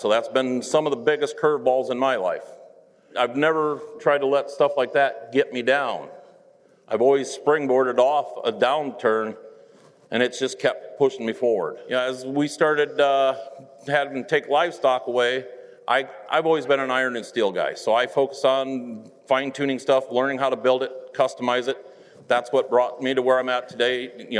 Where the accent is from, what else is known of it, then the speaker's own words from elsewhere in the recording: Northeast Iowa, United States; I was born and raised in Northeast Iowa, God's country, more affectionately known as.